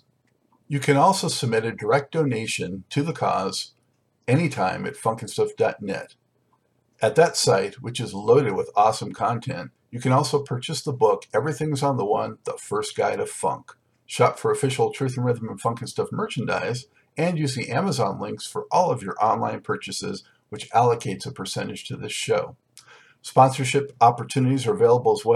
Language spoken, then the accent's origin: English; Los Angeles, California, United States; moved away as an adult; I am a native from Los Angeles